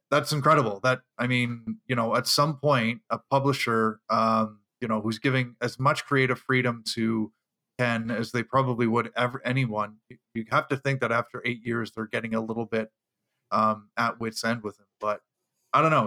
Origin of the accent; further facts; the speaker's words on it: Canada; I'm the Canadian